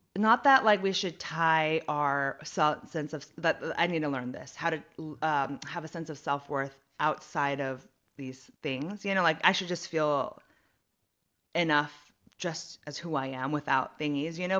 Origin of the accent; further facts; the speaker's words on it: San Jose, California, United States; now in Los Angeles, United States; I'm from the Bay Area, San Jose area